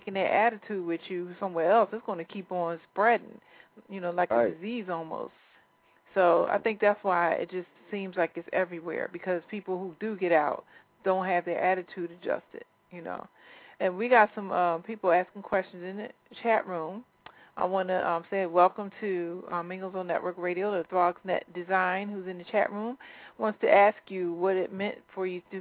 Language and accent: English; Philadelphia, Pennsylvania, United States; moved away; also born or lived in New Jersey; I was born and raised in Philly